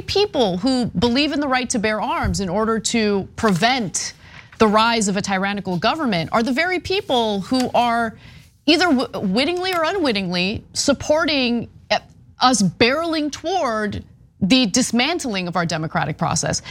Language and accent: English; United States; as an American